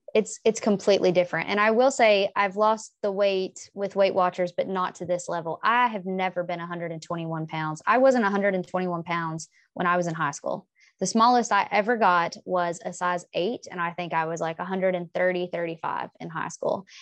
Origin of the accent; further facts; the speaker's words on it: the South, United States; I'm from the South. We eat a lot of fried foods.